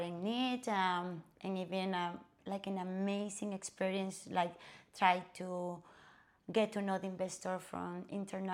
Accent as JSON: {"language": "English", "country": "Venezuela", "also_born_or_lived": "Colorado", "second_language": "English", "moved": "as an adult", "lives_now": "South Florida, United States", "said": "Actually, I'm from Venezuela"}